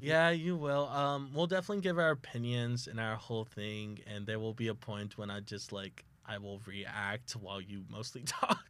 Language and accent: English; South Texas, United States; now in Oklahoma, United States; I am from South Texas